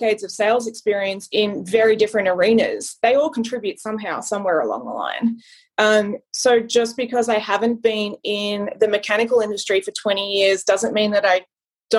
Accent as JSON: {"language": "English", "country": "Australia", "tie": "born or raised there", "moved": "as an adult", "lives_now": "United States", "said": "I grew up with in Australia"}